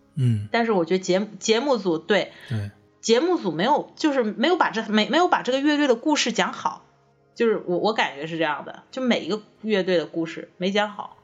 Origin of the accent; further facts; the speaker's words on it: Hakka, Guangdong, China; moved away; 我其实我是客家人嘛，其实我也不是潮汕的